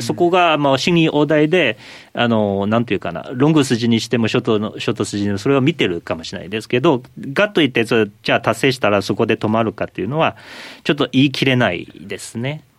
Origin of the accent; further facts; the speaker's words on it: China; now in Japan; 私中国出身なんですけどでも今日本人です